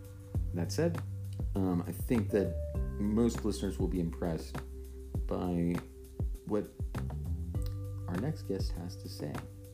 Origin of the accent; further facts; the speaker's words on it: Alexandria, Louisiana, United States; my hometown in Alexandria.